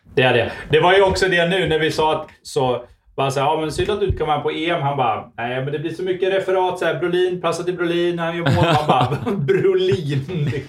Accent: Sweden; som svensk

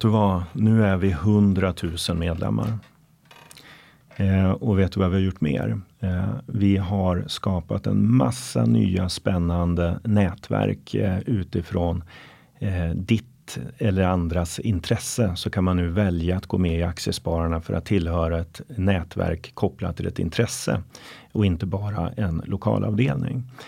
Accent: Norrland, Sweden; moved away; Norrland, mina hemtrakter

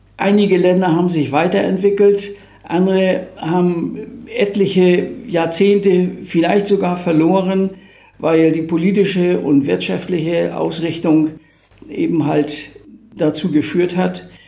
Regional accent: Germany; wir heute auch als Deutsche

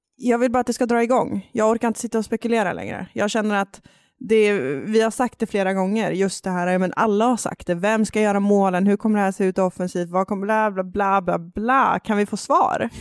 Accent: Jämtland, Sweden; accent: Jämtland dialect; min jämtländska dialekt flyga fram här

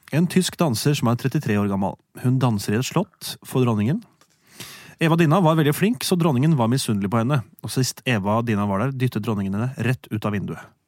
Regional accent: Gjerstad, Agder, Norway; fra Gjerstad, en liten bygd i Aust-Agder på grensa til Telemark

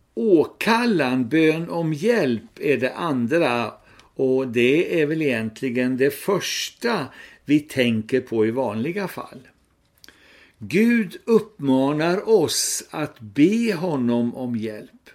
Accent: Sweden; vi svenskar

